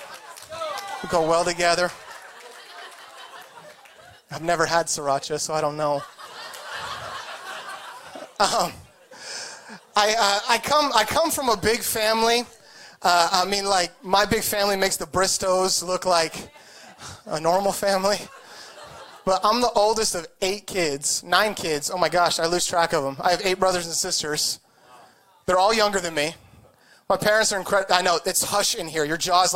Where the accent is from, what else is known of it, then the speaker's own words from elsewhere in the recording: Idaho, United States; moved away as an adult; also born or lived in California; now in Orange County, United States; I was born here. I moved there when I was very young. So I grew up in Idaho